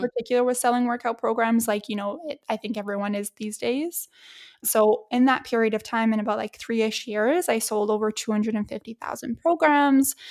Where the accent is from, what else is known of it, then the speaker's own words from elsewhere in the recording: Edmonton, Alberta, Canada; my hometown at Edmonton.